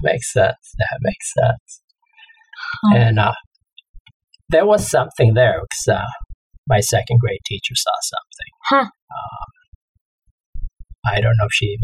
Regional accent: Mexico; I grew up in Mexico at the most welcoming community for LGBT people at the time

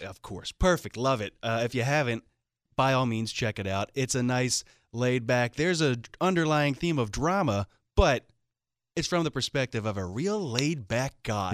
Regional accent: Philadelphia, Pennsylvania, United States; I'm from Philadelphia

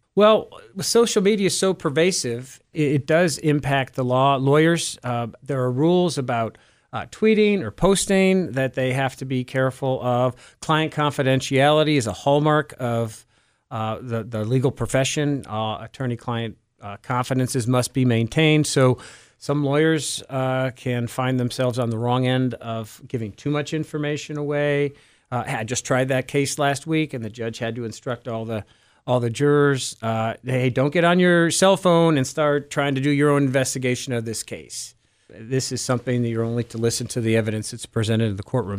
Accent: Cleveland, Ohio, United States; also born or lived in Geauga County, Ohio; I am Cleveland uh, born and bred. Um, I my uh, formative years were in Cleveland Heights, where I live now uh, as well

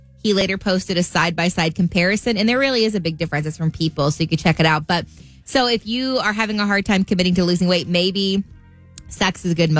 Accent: Southern Indiana, United States; my family, I think I'm from Southern Indiana.

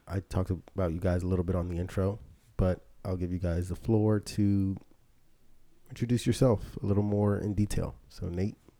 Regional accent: Philadelphia, Pennsylvania, United States; my experiences growing up in Philly

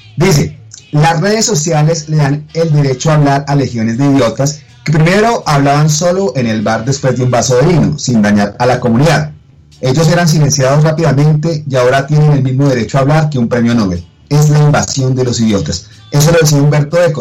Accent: Colombia; cómo somos como colombianos

